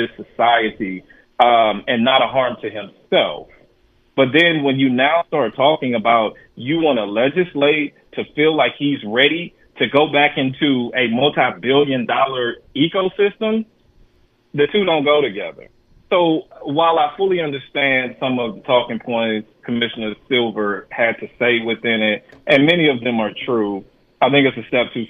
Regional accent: St. Louis, Missouri, United States; I was growing up in St. Louis

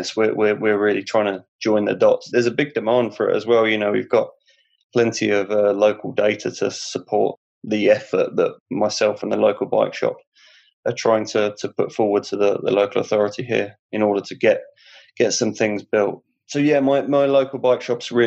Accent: Hertford, East of England, United Kingdom; my hometown

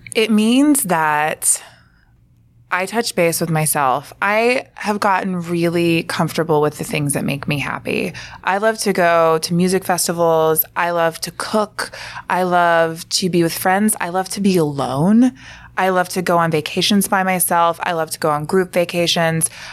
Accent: Alabama, United States; moved away; I'm from Alabama

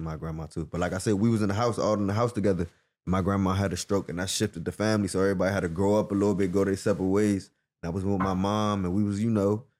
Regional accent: Prince George's County, Maryland, United States; moved away as an adult; also born or lived in Oxon Hill, Maryland; now in Ottawa, Canada; I grew up in Providence. Yeah, I'm from PG County, Maryland

